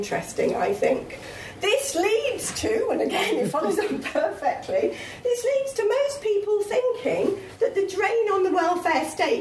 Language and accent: English; the North East, North East England, United Kingdom; I come from the North East